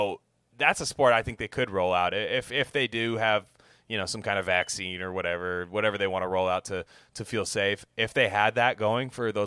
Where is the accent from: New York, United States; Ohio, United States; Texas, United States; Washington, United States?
Washington, United States; I'm from Washington State.